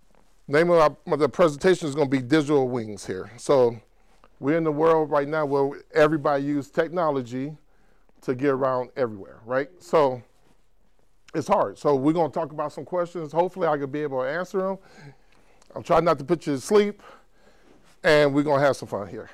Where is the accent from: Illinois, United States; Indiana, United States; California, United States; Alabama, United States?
Illinois, United States; Chicago; moved away as an adult; now in Spokane, United States; born and raised in Chicago, moved to Spokane a few years ago